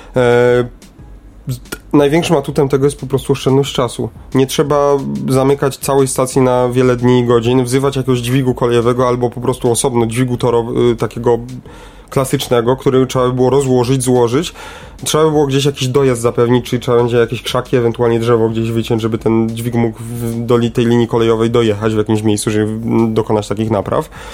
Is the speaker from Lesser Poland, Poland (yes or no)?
yes; Kraków, Lesser Poland, Poland; u nas w Krakowie